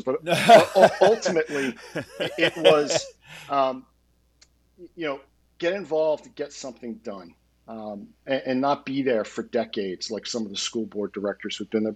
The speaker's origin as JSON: {"language": "English", "area": "Bucks County", "region": "Pennsylvania", "country": "United States", "tie": "born or raised there", "also_born_or_lived": "Quakertown, Pennsylvania", "moved": "as an adult", "lives_now": "Montgomery County, Pennsylvania", "said": "I was raised in Bucks County, lived there after we got married, started my career in Lower Bucks, lived in Central Bucks, you know, grew up in Upper Bucks."}